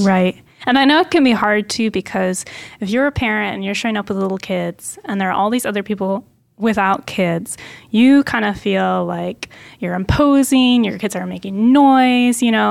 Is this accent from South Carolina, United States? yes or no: no; Portland, Oregon, United States; I grew up near Portland, Oregon